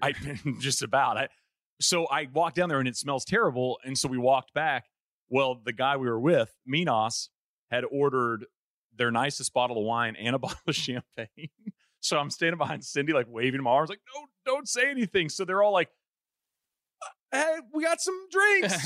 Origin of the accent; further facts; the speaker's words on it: East Texas, United States; I grew up in East Texas